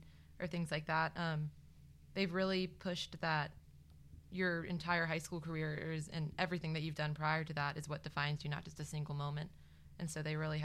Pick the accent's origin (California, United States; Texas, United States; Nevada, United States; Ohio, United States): Ohio, United States; Terrace Park; also born or lived in North Carolina; So I moved to Terrace Park when I was in fourth grade, and it was really different because I moved from North Carolina